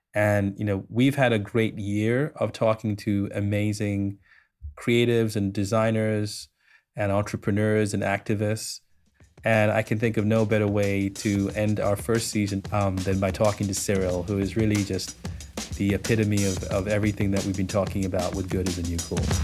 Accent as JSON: {"language": "English", "country": "Sri Lanka", "tie": "born or raised there", "said": "I grew up in Sri Lanka. I grew up, uh, literally five hundred yards from the Indian Ocean"}